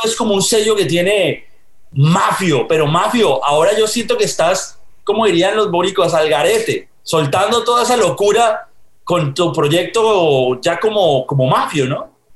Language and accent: Spanish; Colombia; now in United States; yo soy colombiano viviendo en Estados Unidos, pero cuando yo estaba en los noventas en Colombia